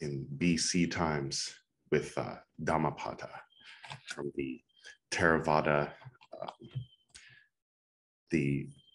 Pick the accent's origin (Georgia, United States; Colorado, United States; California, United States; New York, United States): California, United States; now in Goa, India; I am from California